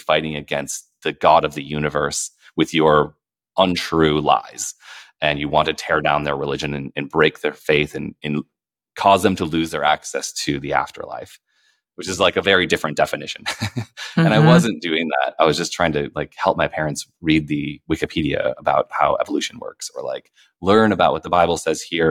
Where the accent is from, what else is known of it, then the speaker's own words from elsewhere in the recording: Minneapolis, Minnesota, United States; where I grew up in Minneapolis